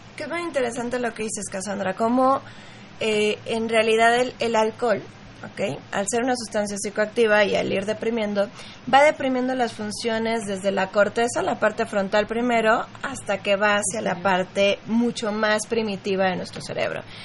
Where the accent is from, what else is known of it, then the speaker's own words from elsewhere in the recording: Mexico; en México, para empezar, somos fiesteros, somos latinos